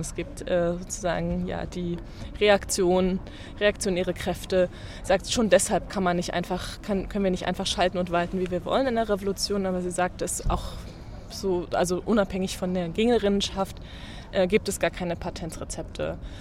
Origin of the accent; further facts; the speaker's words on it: East Germany, Germany; Ich bin in der DDR geboren